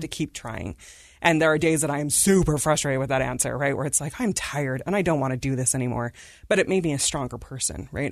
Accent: Davis County, Utah, United States; also born or lived in India / Salt Lake City, Utah; we grew up in Davis County

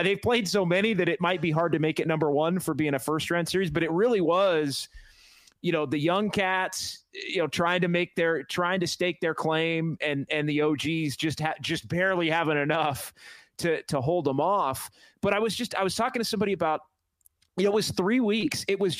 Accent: Sacramento, California, United States; moved away as an adult; now in San Francisco Bay Area, United States; growing up in Sacramento and spending the last 12 years in the Bay

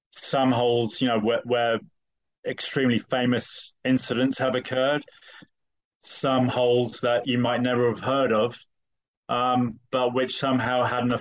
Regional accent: United Kingdom; moved away as an adult; now in United States; I'm British, but I've been in the States for 20 years

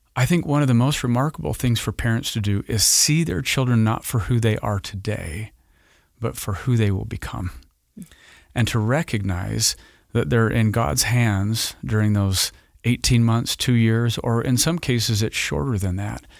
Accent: Roy, Utah, United States; I grew up in northern Utah in the Roy area of goodly parents

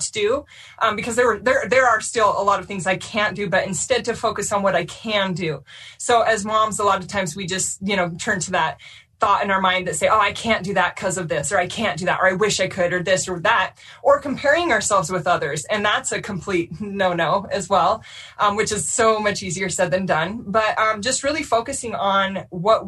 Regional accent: Orem, Utah, United States; I grew up in Orem, Utah

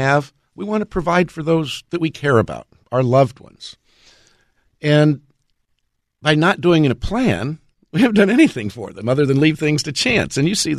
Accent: California, United States; I grew up in Southern California, so we were always doing earthquake drills.

